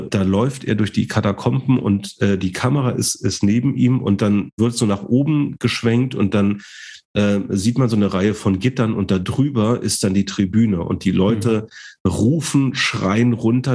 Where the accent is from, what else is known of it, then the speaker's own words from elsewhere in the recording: Germany; als Deutsche